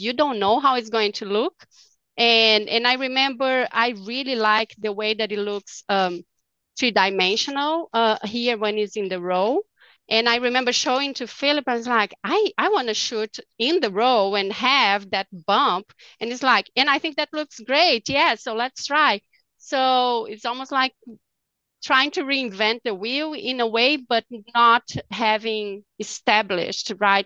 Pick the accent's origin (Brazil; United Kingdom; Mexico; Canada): Brazil; now in Dallas, United States; I'm from Brazil